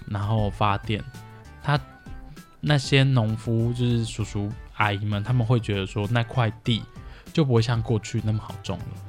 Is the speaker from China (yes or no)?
no; Taiwan; 我从小生活在乡下